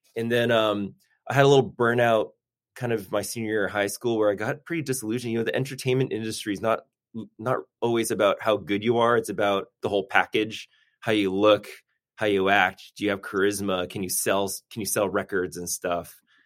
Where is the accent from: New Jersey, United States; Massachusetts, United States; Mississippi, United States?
Massachusetts, United States; Newton; also born or lived in Boston; now in Burbank, United States; born and raised in Boston, grew up in Newton, Massachusetts